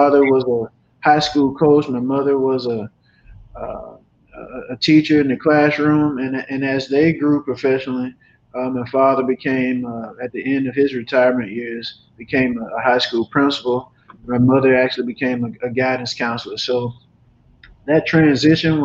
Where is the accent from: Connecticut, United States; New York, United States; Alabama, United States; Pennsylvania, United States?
Alabama, United States; Dothan; moved away; I'm from, as I mentioned, Dothan, Alabama, proudly known as the Wiregrass area in Southeast Alabama